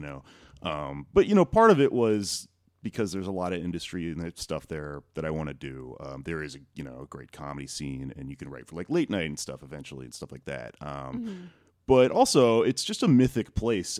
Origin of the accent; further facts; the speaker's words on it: Austin, Texas, United States; moved away as an adult; now in New York, United States; I am originally from Austin, but in New York for 3 years